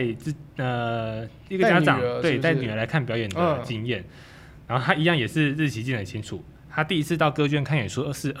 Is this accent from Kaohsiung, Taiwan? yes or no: yes; Kaohsiung, Taiwan; 我是从高雄上来的，